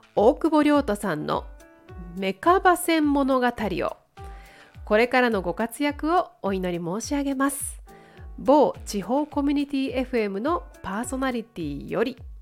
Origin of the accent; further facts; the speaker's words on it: Gunma, Japan; 地元群馬なんですけれども群馬県の方で健やかにやんちゃに